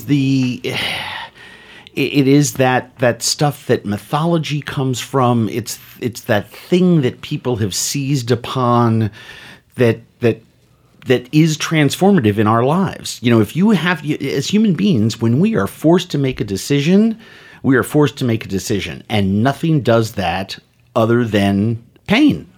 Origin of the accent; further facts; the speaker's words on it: New York City, New York, United States; I grew up in New York City in the seventies